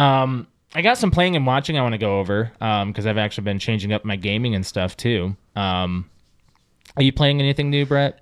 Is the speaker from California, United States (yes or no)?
no; South Dakota, United States; moved away; I was in high school, the, uh, I lived in the middle of South Dakota